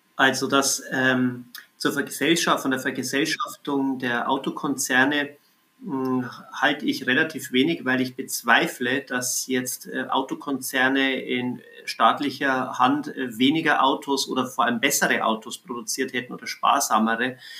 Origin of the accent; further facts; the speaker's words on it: Bavaria, Germany; in Bayern, ähm, wo ich herkomme